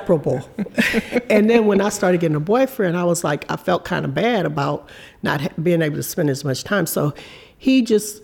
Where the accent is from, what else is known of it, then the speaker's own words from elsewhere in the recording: Galveston, Texas, United States; moved away as an adult; also born or lived in Los Angeles, California; I was from Texas